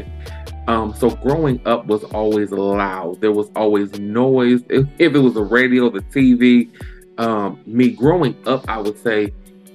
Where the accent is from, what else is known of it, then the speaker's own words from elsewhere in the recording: Lansing, Michigan, United States; born and raised in Lansing. I've been here in Lansing, Michigan. Been here all of my life